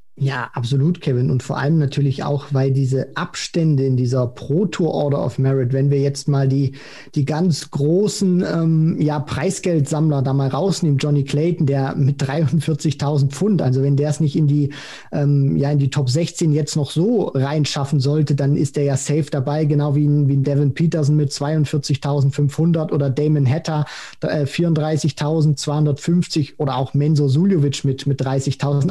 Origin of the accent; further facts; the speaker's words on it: Germany; wir als Deutsche